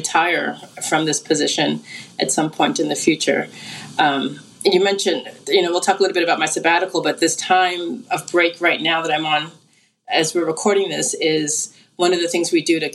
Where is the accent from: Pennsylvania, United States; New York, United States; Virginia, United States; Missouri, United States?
New York, United States; New York City; moved away as an adult; also born or lived in Berkeley, California; now in Indianapolis, United States; I'm a native of Brooklyn and Staten Island and Manhattan